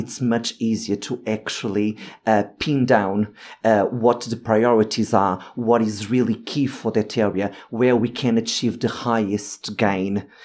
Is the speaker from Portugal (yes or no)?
yes; Lisbon, Portugal; moved away as an adult; now in London, United Kingdom; I am originally from Portugal, so I have lived in Lisbon and I have been living in London for the last fifteen years